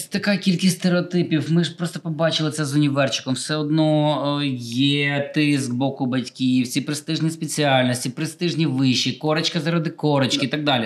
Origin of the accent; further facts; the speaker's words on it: Khmelnytskyi, Khmelnytskyi Oblast, Ukraine; в моєму рідному Хмельницькому